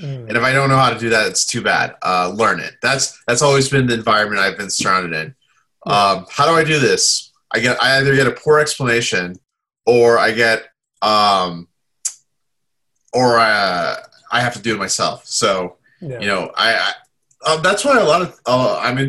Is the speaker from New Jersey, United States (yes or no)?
no; Southern Indiana, United States; also born or lived in Chicago suburbs, Illinois; I grew up in Indiana for the most part